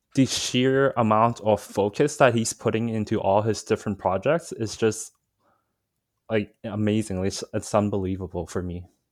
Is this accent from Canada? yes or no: yes; Vancouver, British Columbia, Canada; also born or lived in Hong Kong; So, I was born in Vancouver, but I actually spent maybe around five years in Hong Kong when I was, uh, young, I think from two to seven, two to eight, roughly. Um, and then I moved back here, um, into Vancouver